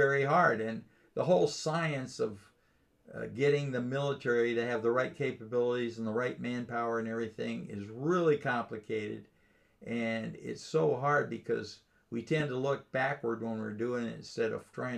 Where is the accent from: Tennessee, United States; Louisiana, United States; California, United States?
California, United States; Los Angeles; when I was a kid in growing up in California in Los Angeles